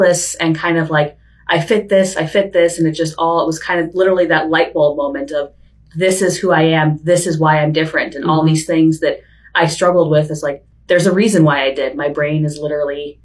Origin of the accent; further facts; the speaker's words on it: Chicago, Illinois, United States; also born or lived in Vermont / San Diego; now in Bellingham, United States; Growing up in Chicago as a kid, for me, I was a big outdoorsy person